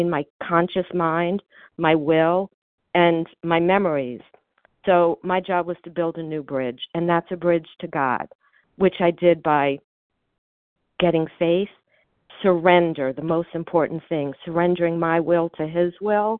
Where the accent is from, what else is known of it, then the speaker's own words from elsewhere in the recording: Miami, Florida, United States; now in New Jersey, United States; I grew up in Miami